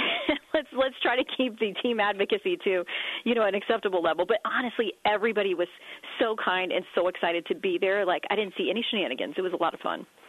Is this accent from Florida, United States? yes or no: yes; Tallahassee, Florida, United States; moved away; I'm some kid from Tallahassee who wore hand-me-downs.